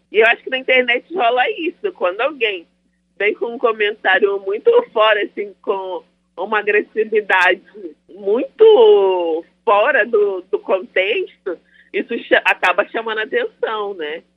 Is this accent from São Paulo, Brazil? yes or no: no; Niterói, Rio de Janeiro, Brazil; sou de Niterói, Rio de Janeiro.